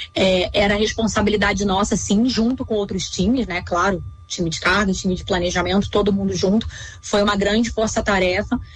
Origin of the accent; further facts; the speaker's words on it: Rio de Janeiro, Brazil; eu sou carioca, morava no Rio de Janeiro